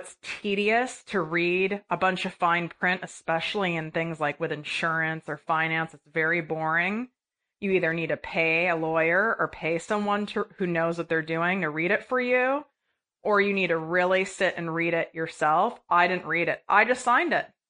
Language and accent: English; Midwest, United States; I was raised in the Midwest